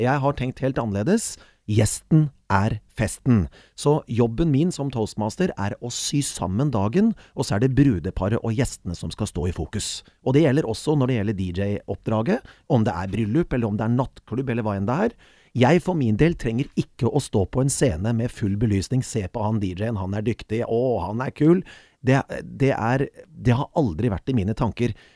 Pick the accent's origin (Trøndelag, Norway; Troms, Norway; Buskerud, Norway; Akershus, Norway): Buskerud, Norway; Kongsberg; moved away; also born or lived in Bergen; Kongsberg er jo min hjemby